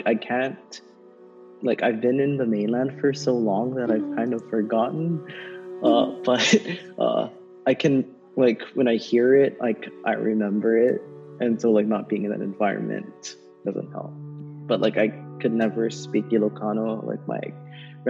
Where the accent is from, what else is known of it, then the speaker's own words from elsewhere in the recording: Pearl City, Hawaii, United States; moved away as an adult; also born or lived in Waipahu, Hawaii / Nebraska; I was born and raised in Hawaii, specifically on Oahu.